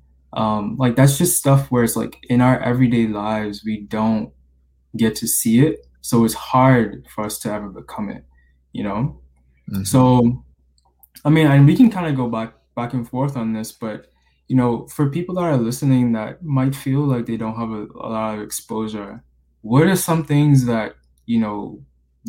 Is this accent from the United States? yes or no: no; Bahamas; moved away as an adult; I was born and raised in the Bahamas